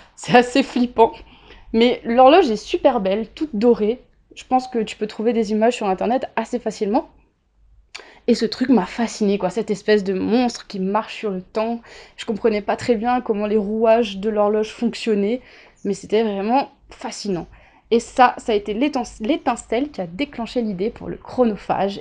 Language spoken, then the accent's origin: French; Réunion; also born or lived in Grenoble / England / Toulouse; Je viens de l'île de la Réunion. Je suis née, j'ai grandi et je vis actuellement sur l'île de la Réunion